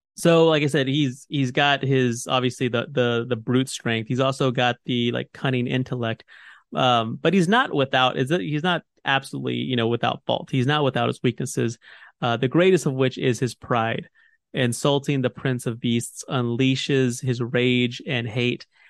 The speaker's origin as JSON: {"language": "English", "country": "United States", "said": "I'm an American."}